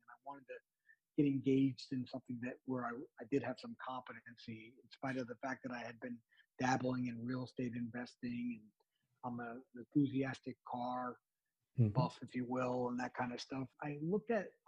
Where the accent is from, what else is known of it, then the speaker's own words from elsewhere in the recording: New Jersey, United States; also born or lived in New York City; I grew up in the greater New York area, born and raised in New Jersey. My first 6 or 7 years was in New York City